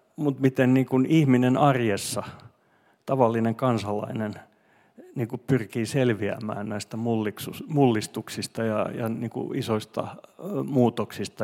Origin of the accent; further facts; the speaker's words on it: Finland; first language Swedish; Finnish is a second language; mä olin semmoinen suomenruotsalainen poika